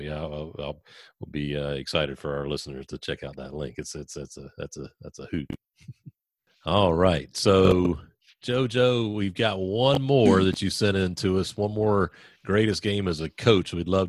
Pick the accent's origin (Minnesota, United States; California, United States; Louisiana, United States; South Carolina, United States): South Carolina, United States; Sumter; I grew up in Sumter, South Carolina.